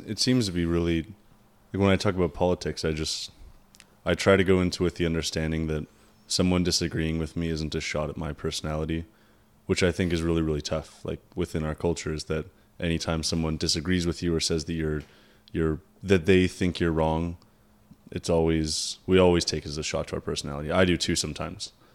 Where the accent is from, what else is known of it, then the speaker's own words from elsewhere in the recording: Canada; we're Canadian